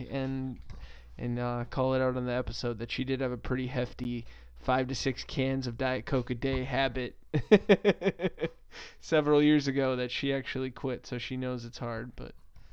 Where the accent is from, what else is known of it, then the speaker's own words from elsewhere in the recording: United States; I'm an American